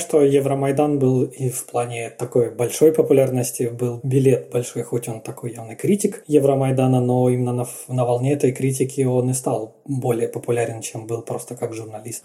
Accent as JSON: {"language": "Russian", "region": "Eastern Ukraine", "country": "Ukraine", "said": "Я как человек из Восточной Украины"}